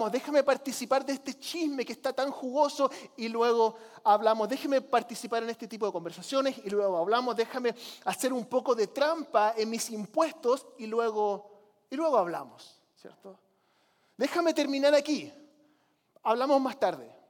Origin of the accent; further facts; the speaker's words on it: Chile; Yo nunca fui católico, pero crecí como misionero en Chile.